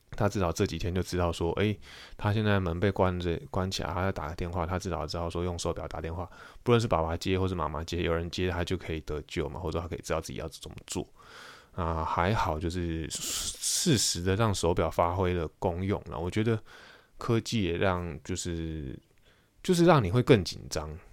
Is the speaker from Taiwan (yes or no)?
yes; Taiwan; moved away as an adult; 我是台湾人